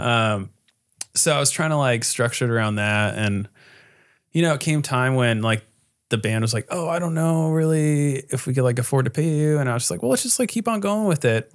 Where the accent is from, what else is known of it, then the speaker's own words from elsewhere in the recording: Costa Mesa, California, United States; I grew up in Costa Mesa.